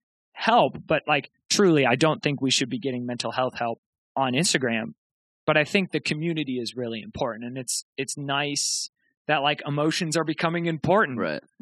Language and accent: English; Rochester, New York, United States; moved away as an adult; now in Boston, United States; I grew up in Rochester, New York.